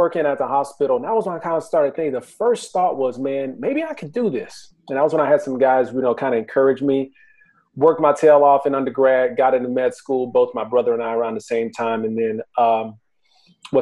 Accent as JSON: {"language": "English", "town": "Houston", "region": "Texas", "country": "United States", "tie": "born or raised there", "moved": "yes", "lives_now": "Dallas-Fort Worth, United States", "said": "I grew up in Houston"}